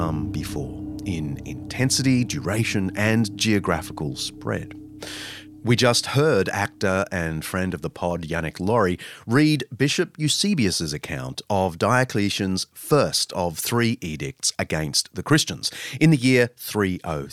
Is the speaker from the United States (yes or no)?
no; Sydney, New South Wales, Australia; my hometown, Sydney